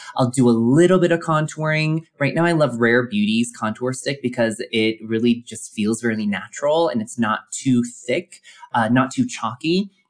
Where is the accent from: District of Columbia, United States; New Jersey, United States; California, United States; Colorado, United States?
Colorado, United States; Colorado Springs; growing up in Colorado Springs, Colorado, as the lone Asian American kid